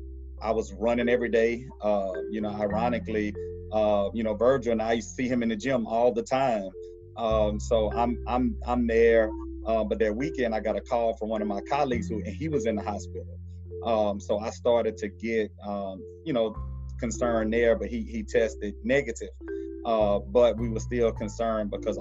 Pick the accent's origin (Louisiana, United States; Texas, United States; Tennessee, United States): Louisiana, United States; Baton Rouge; I'm from Baton Rouge, I still live here